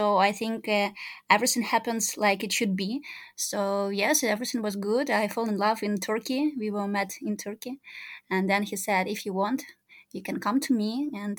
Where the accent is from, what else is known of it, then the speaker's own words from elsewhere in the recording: Crimea, Ukraine; born there; moved away; also born or lived in Minsk, Belarus / Lviv, Ukraine / Moscow, Russia; So, as you told later, I was born in Crimea. Then my parents let me study in Belarus in Minsk.